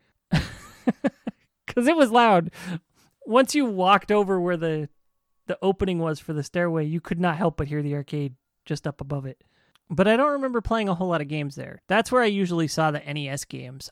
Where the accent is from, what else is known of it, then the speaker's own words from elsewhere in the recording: Riverside, California, United States; where I grew up in Riverside